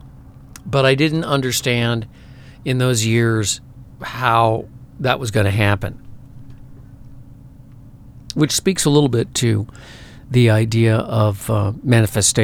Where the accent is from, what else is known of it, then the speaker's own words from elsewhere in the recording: suburban Chicago, Illinois, United States; moved away as an adult; also born or lived in Minneapolis; I grew up in a suburban town, an old farm town in suburban Chicago